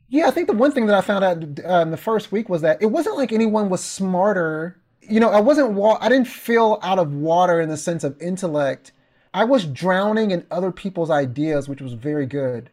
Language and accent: English; Mount Pleasant, Texas, United States; moved away as an adult; also born or lived in Kansas City, Missouri; my hometown of Mount Pleasant